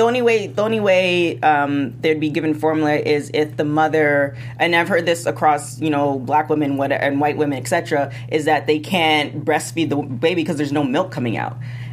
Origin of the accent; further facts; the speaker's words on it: Canada; also born or lived in the Caribbean islands (family); I'm from Canada